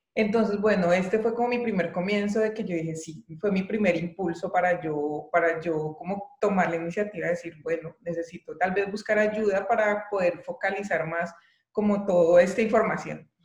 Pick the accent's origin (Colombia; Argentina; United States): Colombia; moved away as an adult; now in Germany; Yo estaba realmente muy cómoda en mi país, tenía un, buen trabajo